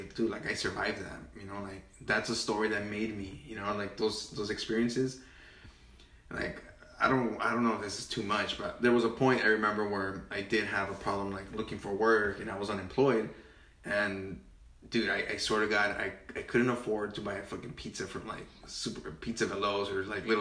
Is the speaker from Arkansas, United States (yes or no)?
no; Cudahy, California, United States; also born or lived in Pasadena / Highland Park / Huntington Park; I've grown up in Cudahy for the last, like, 20 years